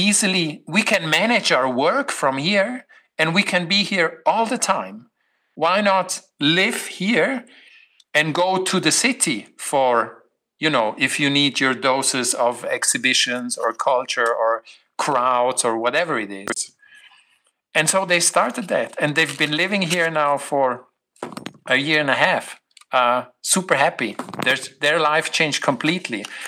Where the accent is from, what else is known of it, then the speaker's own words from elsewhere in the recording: Switzerland; I'm from the Alps